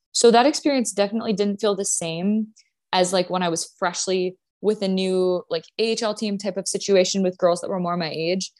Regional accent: Grand Forks, North Dakota, United States; moved away as an adult; I'm from North Dakota. So my high school was, my graduating class was like two hundred and seventy people

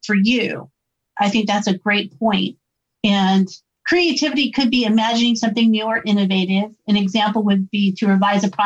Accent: Illinois, United States; I'm from Illinois too.

